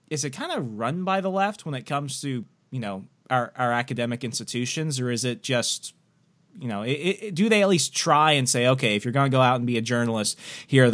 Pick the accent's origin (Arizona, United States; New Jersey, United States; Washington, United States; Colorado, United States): Arizona, United States; Sierra Vista; moved away; I'm actually originally from Sierra Vista along the, near the border